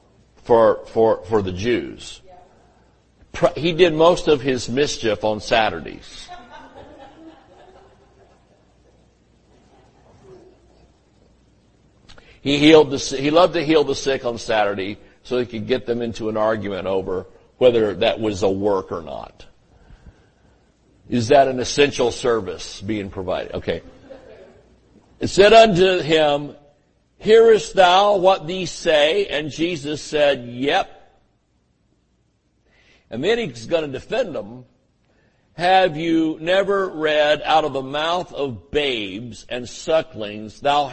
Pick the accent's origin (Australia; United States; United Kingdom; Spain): United States; the South; I grew up in the South where everybody explained things in those tones.